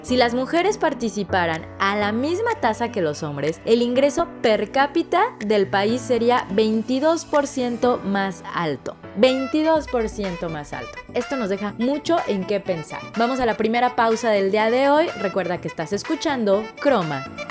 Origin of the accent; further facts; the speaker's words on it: Mexico; nosotras como mexicanas